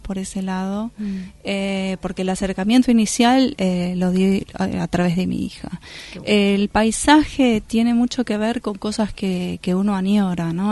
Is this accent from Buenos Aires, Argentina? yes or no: yes; Buenos Aires, Argentina; moved away as an adult; en mi ciudad natal, en Buenos Aires.